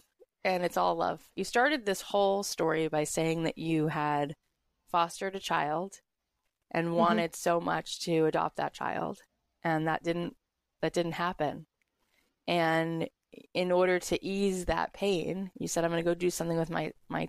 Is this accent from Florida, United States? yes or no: yes; Florida, United States; now in Los Angeles, United States; I grew up in Florida and now living